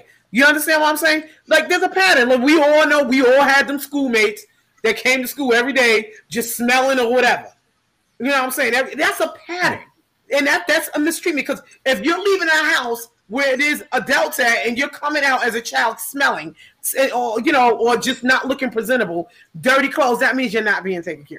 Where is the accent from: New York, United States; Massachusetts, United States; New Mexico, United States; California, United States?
New York, United States; New York City; Queens, born and raised, baby.